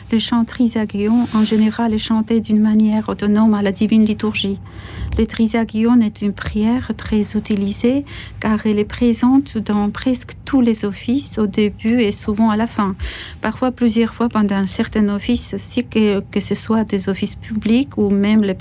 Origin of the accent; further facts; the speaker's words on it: Georgia; première chaîne de télévision à Tbilissi, mais aussi pour la chaîne de télévision privée appelée Argo dans ma ville natale.